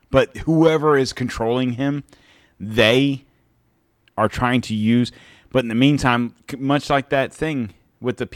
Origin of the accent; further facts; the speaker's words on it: United States; I'm so American that I give two shits about Russia, China, Japan